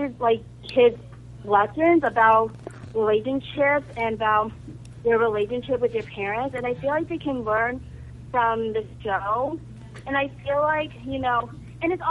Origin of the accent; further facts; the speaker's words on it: Virginia, United States; I am from Virginia